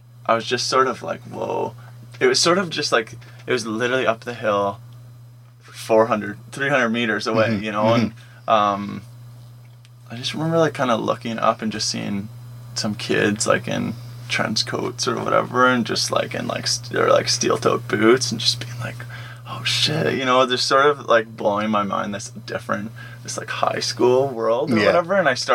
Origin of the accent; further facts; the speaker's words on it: Whitby, Ontario, Canada; I grew up in Whitby